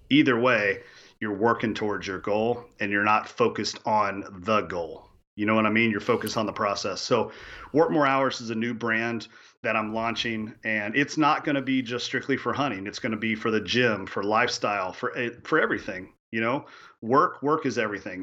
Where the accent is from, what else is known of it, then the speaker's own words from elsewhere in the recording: Kentucky, United States; I grew up chasing turkeys in Kentucky